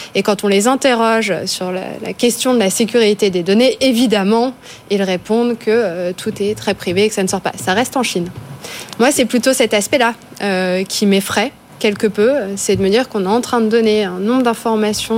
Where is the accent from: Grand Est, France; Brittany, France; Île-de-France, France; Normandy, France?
Grand Est, France; Charleville-Mézières; je viens de Charleville-Mézières, euh, dans les Ardennes